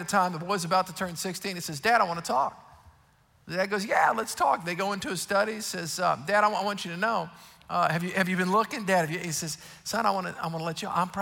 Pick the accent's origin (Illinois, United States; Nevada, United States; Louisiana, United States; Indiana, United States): Louisiana, United States; South; I grew up in South Louisiana